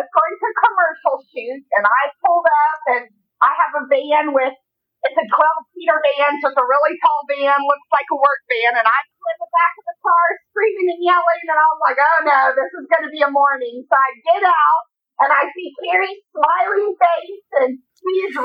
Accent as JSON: {"language": "English", "town": "Knoxville", "region": "Tennessee", "country": "United States", "also_born_or_lived": "Boston", "moved": "as an adult", "said": "I'm originally from Knoxville"}